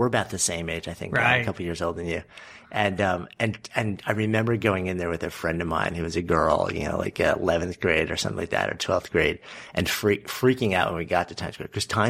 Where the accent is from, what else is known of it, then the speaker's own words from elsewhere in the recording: Port Washington, New York, United States; I grew up just outside of New York City on Long Island, Port Washington.